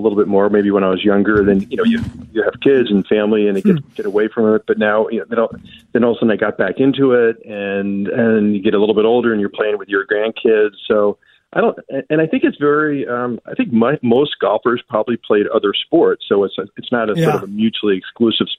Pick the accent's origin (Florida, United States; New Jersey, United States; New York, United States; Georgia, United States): New Jersey, United States; now in Minnesota, United States; I grew up in New Jersey, and I didn't learn the sport until I was 17